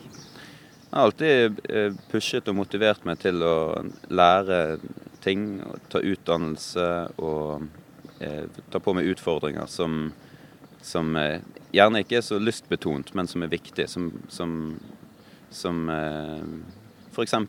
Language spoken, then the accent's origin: Norwegian; Bergen, Vestland, Norway; also born or lived in Oslo; Jeg kommer nok aldri til å flytte fra, fra hjembyen min